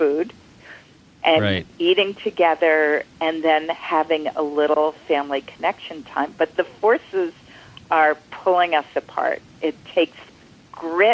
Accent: Lexington, Massachusetts, United States; my hometown, Lexington, Massachusetts

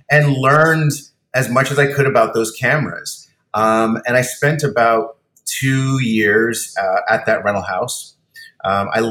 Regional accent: Cayman Islands; I grew up on an island, I grew up in the Cayman Islands on the main island, Grand Cayman

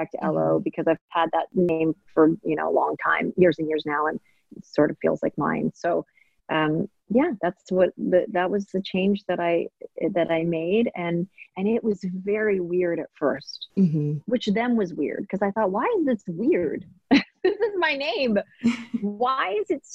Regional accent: Maple Ridge, British Columbia, Canada; also born or lived in Hong Kong; I mainly grew up in very white neighborhoods. So I grew up in Maple Ridge and in Canada

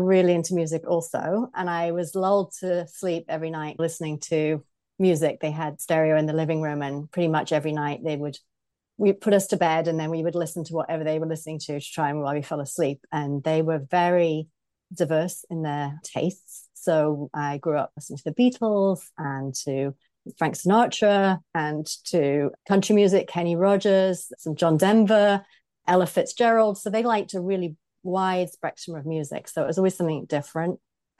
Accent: England, United Kingdom; moved away as an adult; now in United States; I am British, as you can probably hear from my voice. So I grew up in the Midlands of Britain, and I lived there well into adulthood, well in the north of England, and worked there, and then moved to the US about 17 years ago now.

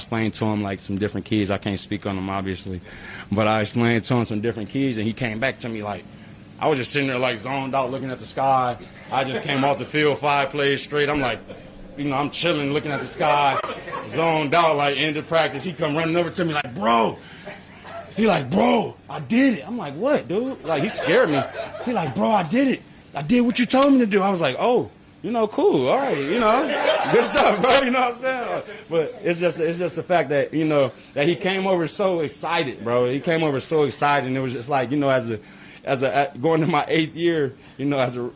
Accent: Los Angeles, California, United States; moved away; I'm from South Central

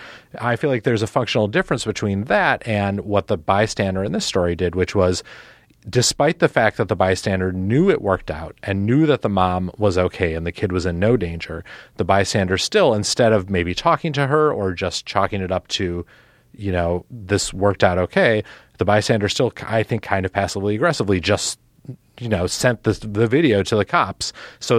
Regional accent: Milwaukee, Wisconsin, United States; I'm from Milwaukee

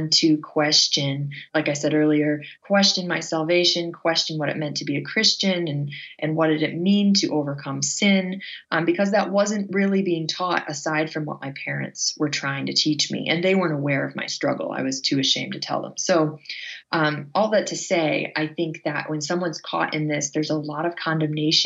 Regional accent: Northern Michigan, United States; I grew up in Northern Michigan

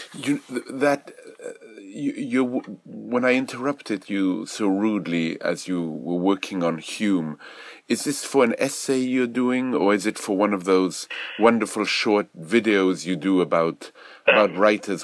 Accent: Belgium; moved away; when I was growing up in Europe. I remember in, in Belgium, we, we studied Boileau

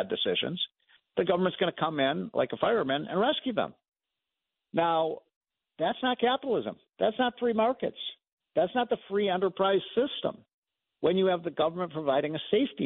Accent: Illinois, United States; my home state of Illinois

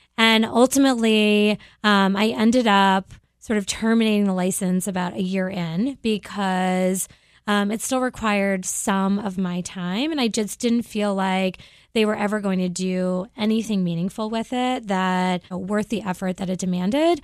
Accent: Cape Cod, Massachusetts, United States; moved away as an adult; also born or lived in Boston / Philadelphia / New York; I grew up on Cape Cod

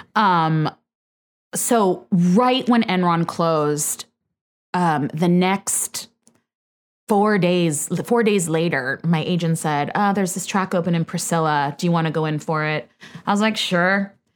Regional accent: Bay Area, Northern California, United States; moved away; I'm from the Bay Area, Northern

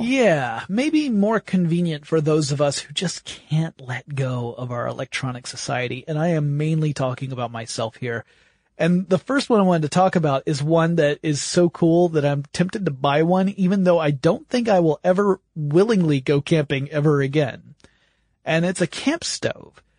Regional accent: the South, United States; I grew up in the South

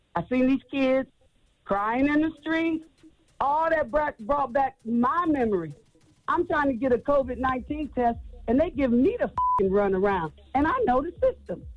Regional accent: Akron, Ohio, United States; also born or lived in Columbus, Ohio; I'm from Akron, Ohio, by way of Columbus

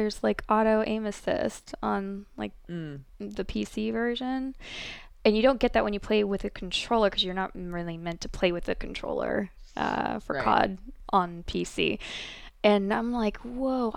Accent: Ohio, United States; also born or lived in Korea; now in South Korea; I'm from Ohio originally

